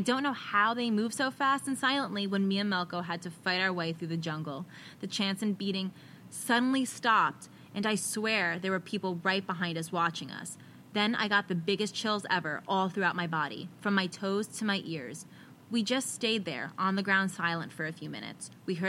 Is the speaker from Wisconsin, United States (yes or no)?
no; California, United States; He's a native Hawaiian, and I'm from South California.